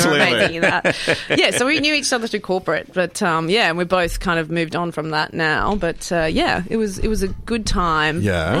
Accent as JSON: {"language": "English", "town": "Orange", "region": "New South Wales", "country": "Australia", "tie": "born or raised there", "also_born_or_lived": "Sydney / Mackay, Queensland", "moved": "yes", "said": "I was born in Sydney. So originally born in Sydney. Yeah. And then as a small child, we moved to New South Wales, which was Orange."}